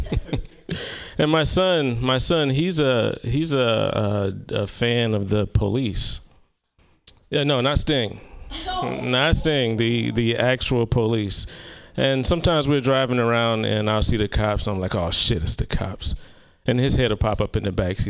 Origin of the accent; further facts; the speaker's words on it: South Carolina, United States; moved away; my hometown of South Carolina